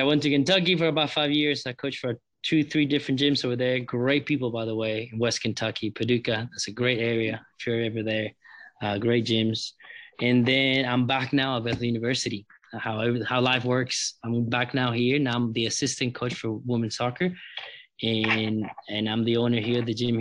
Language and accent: English; San Jose, Costa Rica; moved away as an adult; also born or lived in Tennessee; I'm from Costa Rica, the capital, San Jose.